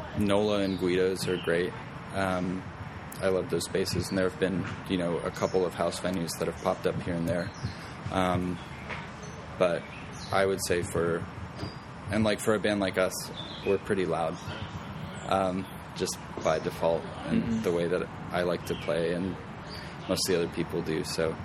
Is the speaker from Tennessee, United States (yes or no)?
yes; Chattanooga, Tennessee, United States; also born or lived in Florida; now in Frederick, United States; So I guess I was born in Florida, but I moved around a whole lot. So I would say now I consider myself to be from Chattanooga originally, but I've lived in Frederick for about 2 years.